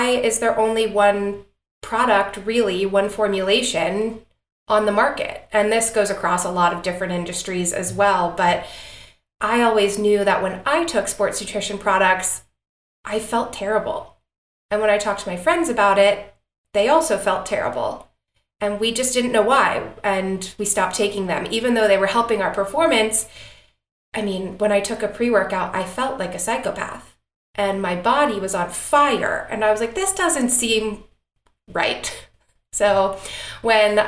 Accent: Atlanta, Georgia, United States; I am born and raised in Atlanta, Georgia, which is where Particle, our company, is located

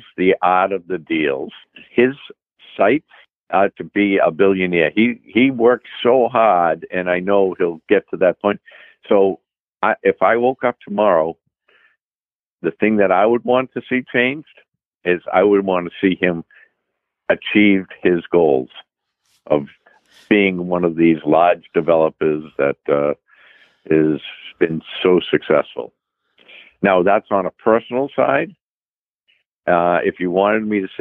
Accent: Boston, Massachusetts, United States; accent: Boston; my Boston accent

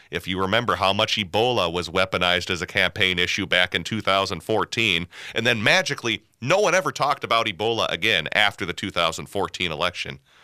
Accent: Minnesota, United States; I'm too Minnesotan

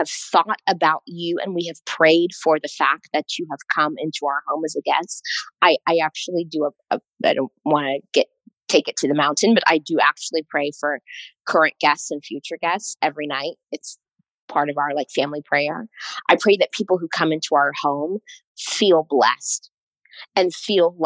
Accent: East Coast, United States; I'm from the East Coast, which I feel like honestly is like, I'm a bit of an East Coast snob

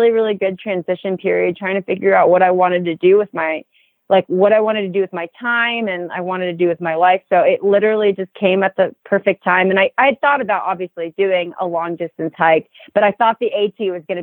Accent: Miami, Florida, United States; moved away as an adult; also born or lived in East Tennessee; I grew up in Miami, Florida

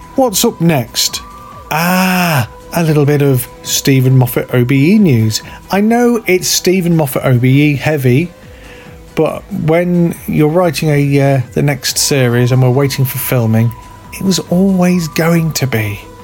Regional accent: United Kingdom; I'm British

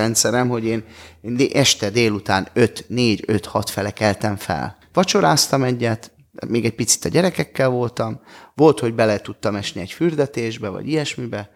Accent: Budapest, Hungary; És ugye mi Kőbányán születtünk, ott, ott éltünk

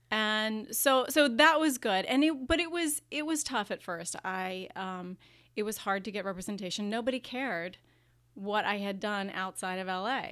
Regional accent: Virginia, United States; now in California, United States; I grew up in Virginia

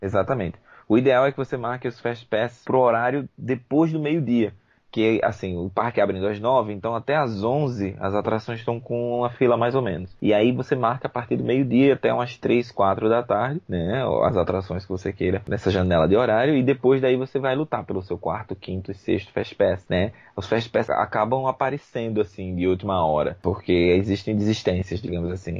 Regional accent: Brazil; Sou brasileiro

